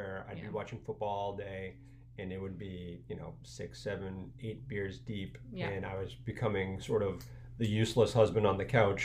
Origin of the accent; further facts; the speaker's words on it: Needham, Massachusetts, United States; I live in Needham with my family here. I grew up in Needham, so I really, spread my wings.